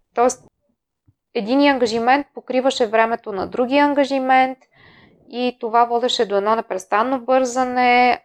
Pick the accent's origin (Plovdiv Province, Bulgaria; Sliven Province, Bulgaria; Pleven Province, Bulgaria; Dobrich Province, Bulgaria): Plovdiv Province, Bulgaria; Plovdiv; also born or lived in Netherlands; Аз съм родена в Пловдив.